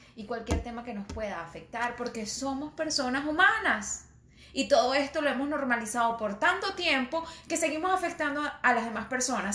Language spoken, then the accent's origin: Spanish; Tovar, Mérida, Venezuela; accent: andino; moved away; yo era andina, soy de Tobar, Estado Mérida, y cuando iba al colegio, obviamente era la única, la única morena